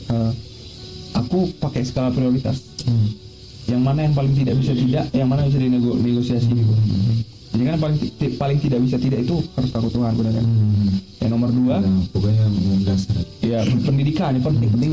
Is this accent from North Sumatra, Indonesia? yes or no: yes; Medan, North Sumatra, Indonesia; born there; Tapi aku lahir di Medan.